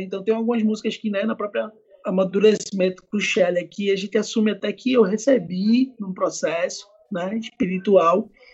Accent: Pernambuco, Brazil; also born or lived in Argentina; aqui na minha terra natal

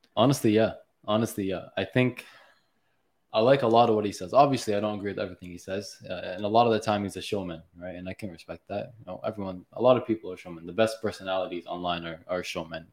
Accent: Mississauga, Ontario, Canada; I'm from Mississauga

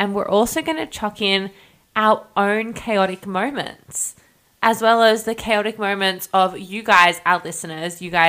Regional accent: Australia; I'm the Aussie of the two of us, the Aussie half.

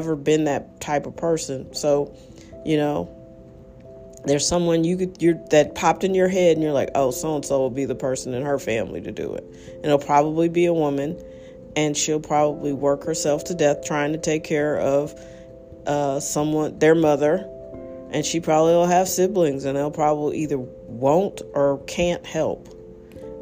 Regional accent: United States; as an American

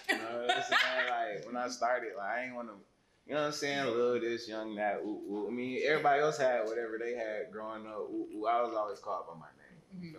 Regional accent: Stone Mountain, Georgia, United States; I'm from Stone Mountain. When people ask me where I'm from, I just say Stone Mountain.

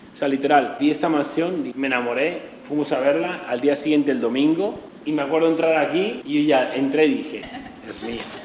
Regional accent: a small town in the north of Madrid, Community of Madrid, Spain; moved away as an adult; also born or lived in Australia; now in Miami, United States; soy un chaval normal de un pequeño municipio del norte de Madrid

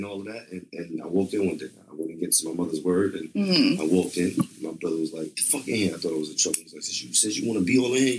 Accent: New York City, New York, United States; grew up in South Jamaica, Queens, Baisley Projects, Baisley Houses. That's a very known area project and hood in Queens, New York.

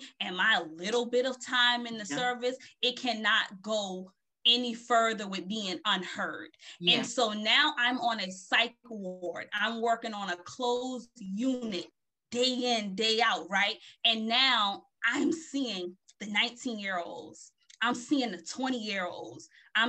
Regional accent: Beaufort, South Carolina, United States; moved away as an adult; also born or lived in Philadelphia, Pennsylvania / Connecticut; I am from Beaufort, South Carolina.

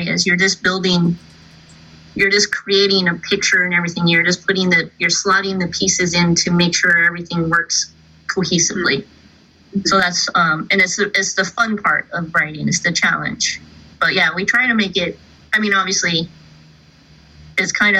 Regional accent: California, United States; moved away; also born or lived in Colorado; I grew up in California, but then I moved to Colorado

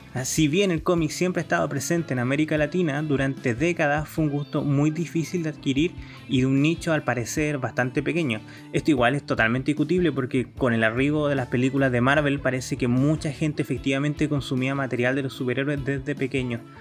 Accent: Chile; yo soy chileno

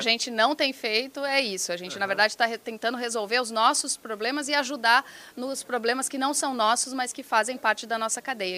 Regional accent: Piracicaba, São Paulo, Brazil; Eu sou do interior de Piracicaba, interior de São Paulo

